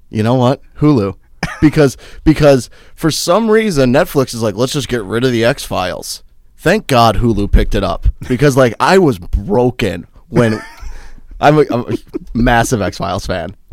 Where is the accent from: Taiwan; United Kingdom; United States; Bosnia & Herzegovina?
United States; Minnesota; also born or lived in Wheaton, Illinois / Chicago, Illinois / Saint Peter, Minnesota; my parents decided to move to, um, about ten miles outside of Hanscom, Minnesota